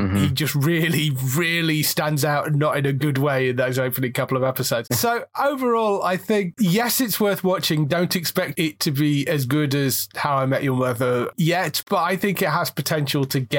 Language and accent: English; United Kingdom; I don't know whether it's because we're British, I struggled with him more than any of the others.